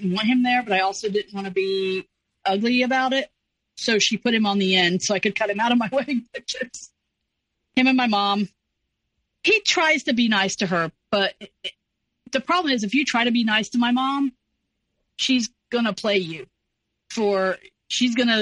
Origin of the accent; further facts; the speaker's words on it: the North, United States; moved away; I was from a different state. I was from the North. I was the Yankee.